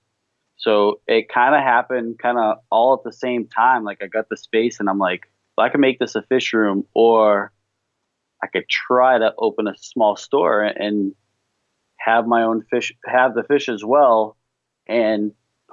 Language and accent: English; New England, United States; accent: New England